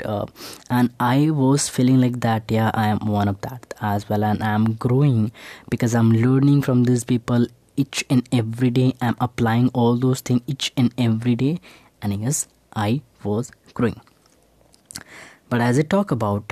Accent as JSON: {"language": "English", "region": "Bihar", "country": "India", "tie": "born or raised there", "moved": "yes", "said": "I just returned to my hometown in Bihar"}